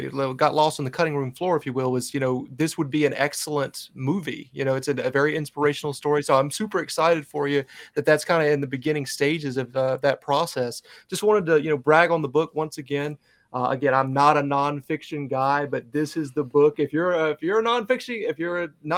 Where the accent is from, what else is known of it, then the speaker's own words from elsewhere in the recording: North Carolina, United States; moved away; my hometown, by the way, in North Carolina